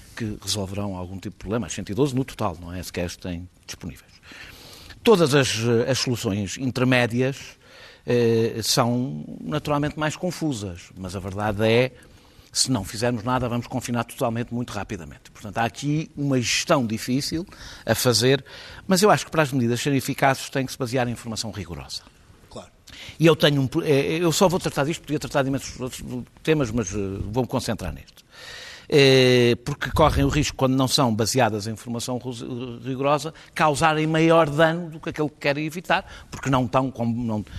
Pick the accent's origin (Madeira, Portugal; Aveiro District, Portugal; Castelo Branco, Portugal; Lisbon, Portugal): Lisbon, Portugal; como eu, lisboetas